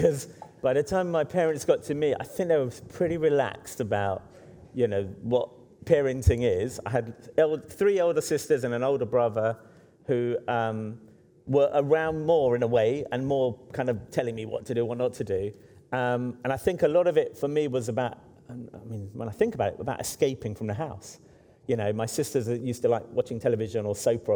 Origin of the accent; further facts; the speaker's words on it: London, United Kingdom; I grew up in Hackney, which is now very kind of cool and wealthy.